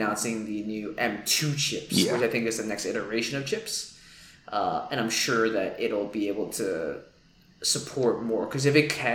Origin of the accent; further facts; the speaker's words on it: New York City, New York, United States; as a New Yorker